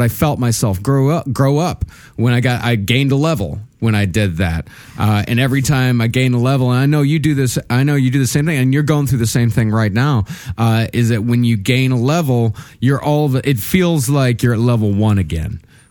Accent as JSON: {"language": "English", "country": "South Africa", "tie": "born or raised there", "moved": "yes", "lives_now": "Toronto, Canada", "said": "I now live in Toronto since 2000. Yes, with that goofball embarrassment of a mayor, but I grew up in South Africa."}